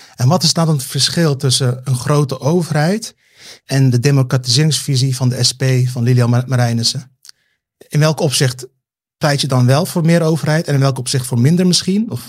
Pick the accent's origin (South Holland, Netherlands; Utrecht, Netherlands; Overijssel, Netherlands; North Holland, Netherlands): South Holland, Netherlands; Rotterdam; now in Amsterdam, Netherlands; ik ben weer terug in Rotterdam-Zuid, waar ik vandaan kom. Ehm, in, in, het onderwijs. En het was, het was al geen vetpot toen ik daar opgroeide